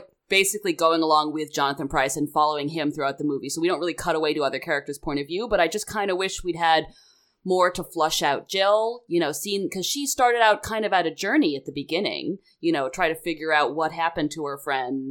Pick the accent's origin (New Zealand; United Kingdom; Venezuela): United Kingdom; Well, I can because I'm British.